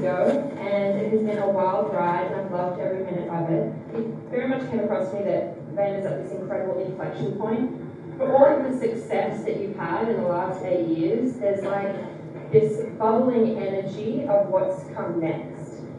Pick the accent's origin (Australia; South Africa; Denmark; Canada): Australia; I'm Australian.